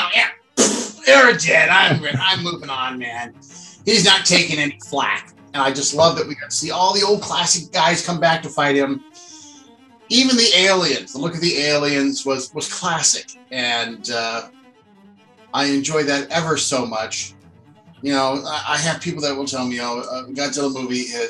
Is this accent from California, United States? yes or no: yes; San Francisco Bay Area, California, United States; I grew up in the San Francisco Bay Area